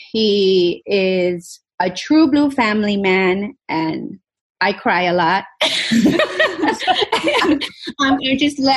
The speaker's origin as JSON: {"language": "English", "town": "Miami", "region": "Florida", "country": "United States", "tie": "born or raised there", "also_born_or_lived": "Madrid, Spain / Los Angeles / New York City", "moved": "as an adult", "said": "we lived in LA for a while, we lived in New York City, and then we settled back in my hometown of Miami, Florida"}